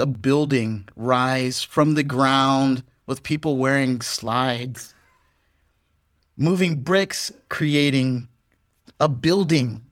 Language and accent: English; United States; now in Vietnam; as an American